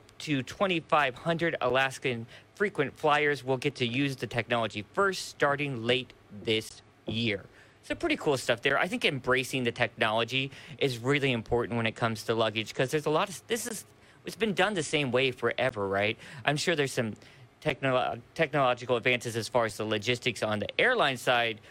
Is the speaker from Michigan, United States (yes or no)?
no; Murphysboro, Illinois, United States; moved away; my hometown, Murfreesboro, Illinois